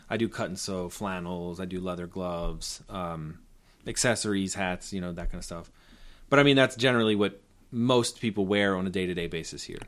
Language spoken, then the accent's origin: English; Baltimore, Maryland, United States; moved away as an adult; also born or lived in Tokyo, Japan / New York City; I, I grew up in Baltimore